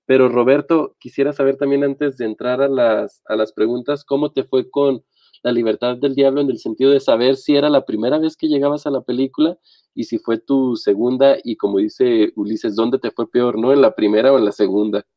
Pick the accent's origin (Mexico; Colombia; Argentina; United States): Mexico; Nosotros, pues, evidentemente como mexicanos que viven en este país